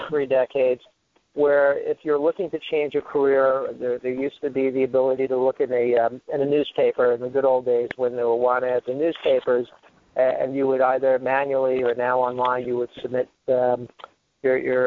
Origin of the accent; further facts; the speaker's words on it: New York City, New York, United States; growing up in New York City versus a Brooklynite and then suburban New York